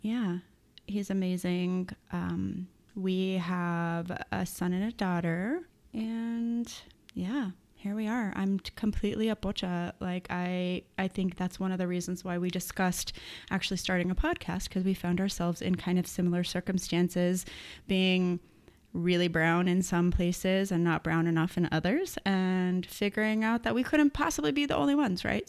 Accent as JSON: {"language": "English", "town": "Las Cruces", "region": "New Mexico", "country": "United States", "tie": "born or raised there", "also_born_or_lived": "Austin, Texas", "said": "was born and raised in Las Cruces, New Mexico."}